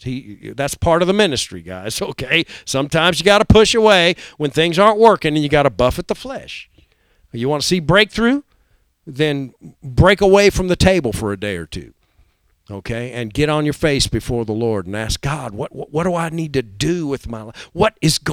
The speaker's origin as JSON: {"language": "English", "country": "United States", "said": "Before I'm an American, before I'm a Republican or a Democrat, I'm a Christian"}